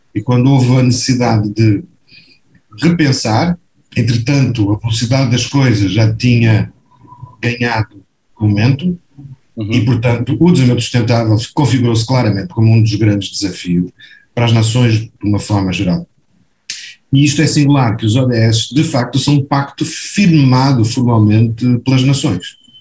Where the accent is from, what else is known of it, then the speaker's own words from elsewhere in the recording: Portugal; now in Brazil; eu sou português também, moro no Brasil, ou morei no Brasil durante 45 anos